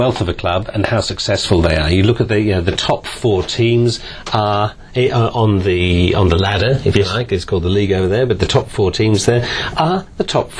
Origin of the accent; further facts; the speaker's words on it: Manchester, North West England, United Kingdom; It's a change from when I were a lad growing up in Manchester 30 years ago, I can tell you.